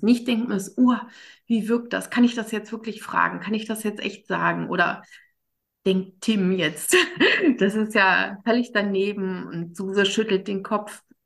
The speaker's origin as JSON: {"language": "German", "country": "Germany", "said": "ich als Deutsche"}